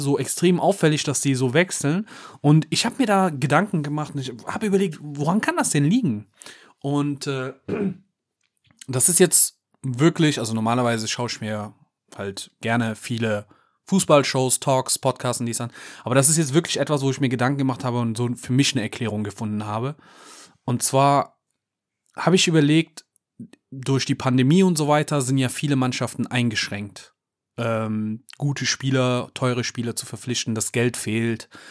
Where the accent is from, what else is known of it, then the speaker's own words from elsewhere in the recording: Cologne, North Rhine-Westphalia, Germany; als Kölner